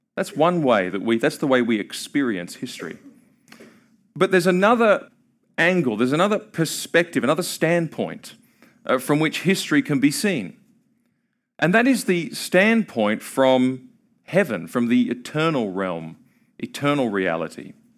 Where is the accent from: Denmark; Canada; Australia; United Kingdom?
Australia; now in Kentucky, United States; I'm from Australia.